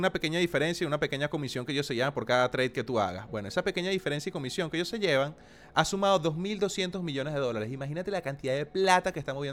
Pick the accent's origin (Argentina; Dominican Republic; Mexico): Argentina; Yo soy argentina, manguito.